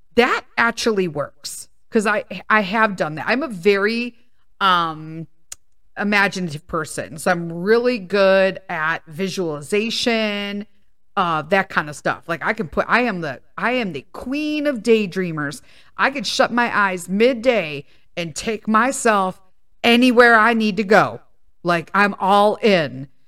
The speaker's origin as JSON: {"language": "English", "town": "Chicago", "region": "Illinois", "country": "United States", "tie": "born or raised there", "said": "I grew up in Chicago in a predominantly Italian neighborhood"}